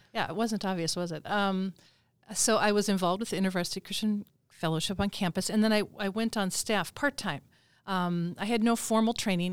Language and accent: English; Minnesota, United States; I'm from Minnesota, and my parents live in the Twin Cities